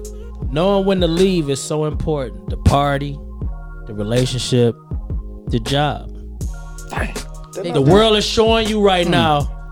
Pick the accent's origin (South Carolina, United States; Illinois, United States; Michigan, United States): Michigan, United States; I'm from the Mitten.